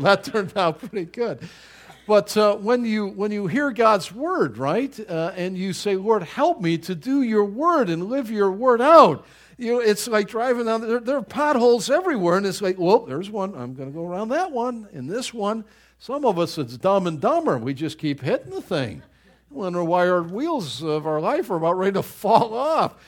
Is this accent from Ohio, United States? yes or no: no; Buffalo, New York, United States; moved away; I grew up in Buffalo, New York, and the winters are so brutal up there